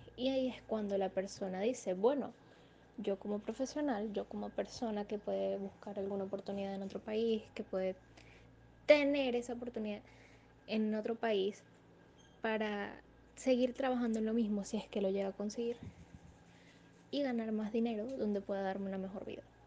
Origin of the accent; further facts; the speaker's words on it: Venezuela; soy venezolana con familiares en el extranjero